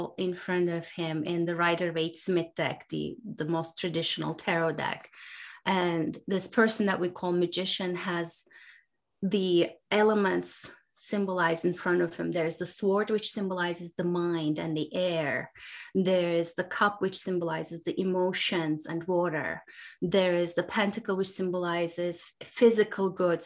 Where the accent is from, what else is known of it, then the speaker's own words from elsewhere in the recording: Turkey; now in United States; I now live in the US, I grew up in Turkey.